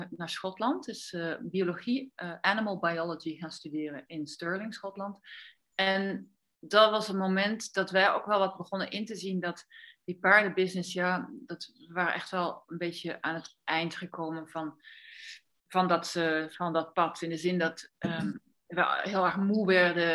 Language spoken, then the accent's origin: Dutch; Netherlands; now in Andalusia, Spain; ik kom uit Nederland